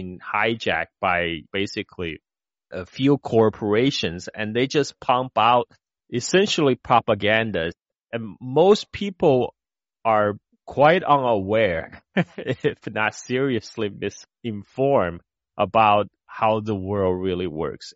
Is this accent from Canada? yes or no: no; China; moved away; When I was growing up in China back in 1980s